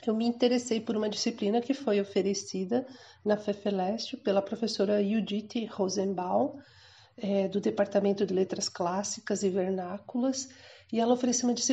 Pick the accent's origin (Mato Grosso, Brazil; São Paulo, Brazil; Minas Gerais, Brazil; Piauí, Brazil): Mato Grosso, Brazil; also born or lived in Rio Grande do Sul; now in Cuiabá, Brazil; Eu nasci no Rio Grande do Sul e eu vim com a minha família na década, em meados da década de 70 para o que então era o Mato Grosso